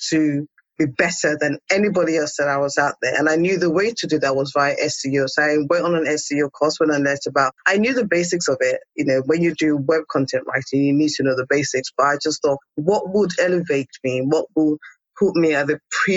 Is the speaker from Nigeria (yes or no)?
yes; Nigeria; moved away; also born or lived in England; born in Nigeria, and then I was sent to boarding school in England, and I kind of stayed.